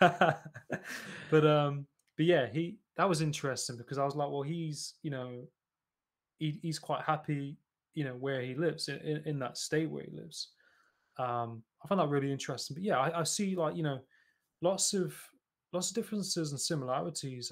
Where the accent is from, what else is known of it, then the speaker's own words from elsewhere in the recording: Nottingham, East Midlands, United Kingdom; I'm originally from Nottingham